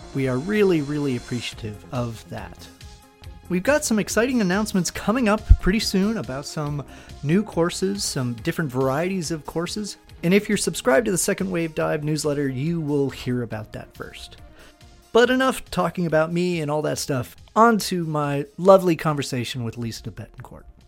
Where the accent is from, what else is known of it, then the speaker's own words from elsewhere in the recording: New Jersey, United States; also born or lived in Arizona; we had recently moved from Arizona to New Jersey. So I, I predominantly grew up in New Jersey